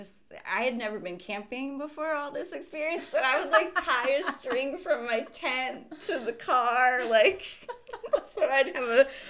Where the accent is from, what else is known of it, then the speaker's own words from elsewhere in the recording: East Coast, United States; But I think growing up on the East Coast, my family didn't really understand